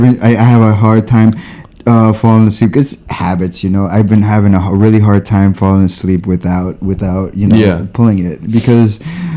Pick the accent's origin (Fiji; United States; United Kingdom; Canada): United States; East Coast; now in Los Angeles, United States; I'm from the East Coast, so can you guys tell me a little bit what